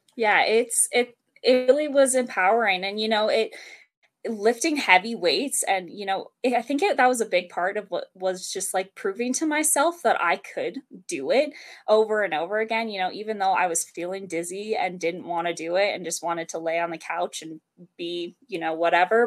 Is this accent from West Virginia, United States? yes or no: no; the mountains of Colorado, United States; also born or lived in Denver, Colorado; I'm from Denver, Colorado. Um, I actually grew up in the mountains of Colorado